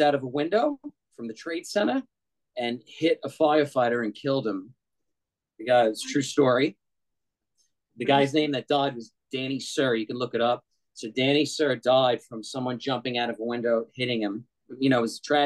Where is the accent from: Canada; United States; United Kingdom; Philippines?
United States; New York City, New York; moved away; I was originally from New York